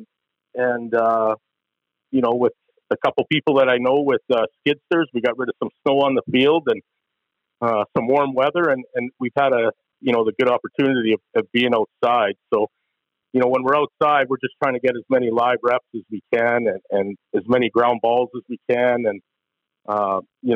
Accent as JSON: {"language": "English", "town": "Claresholm", "region": "Alberta", "country": "Canada", "said": "I'm from Clairsome originally, so not from Lethbridge. So, you know, small town."}